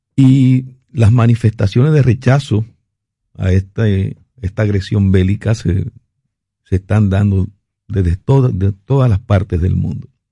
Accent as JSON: {"language": "Spanish", "country": "Dominican Republic", "said": "como dominicano, como periodista"}